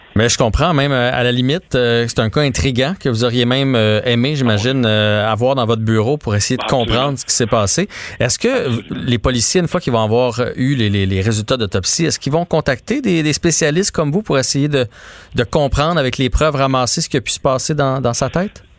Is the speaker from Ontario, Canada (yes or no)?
no; Quebec, Canada; en tant que Québécois